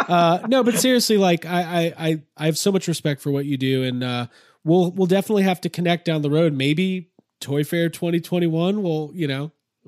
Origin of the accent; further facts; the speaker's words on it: Chicago, Illinois, United States; I'm from Chicago originally.